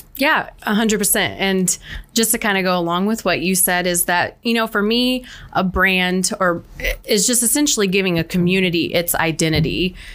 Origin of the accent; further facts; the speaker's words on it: Central Illinois, United States; I am born and raised in Central Illinois. I have been here my entire life